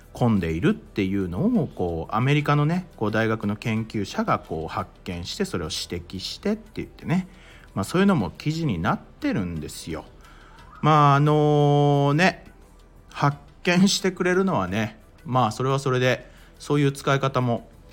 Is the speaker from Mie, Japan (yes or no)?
yes; Mie, Japan; 僕あの三重県出身なんですよ